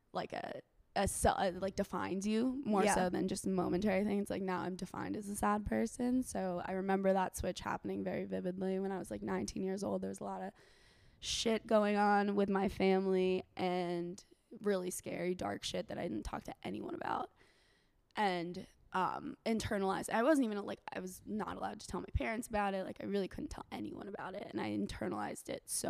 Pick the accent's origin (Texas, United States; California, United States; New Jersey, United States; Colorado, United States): New Jersey, United States; Basking Ridge; moved away as an adult; also born or lived in New Orleans; now in Austin, United States; I spent most of my growing up was in Basking Ridge, New Jersey